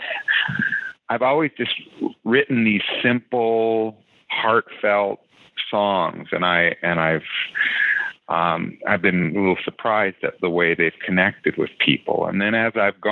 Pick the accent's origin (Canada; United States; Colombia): Canada; Abbotsford, British Columbia; I grew up in Abbotsford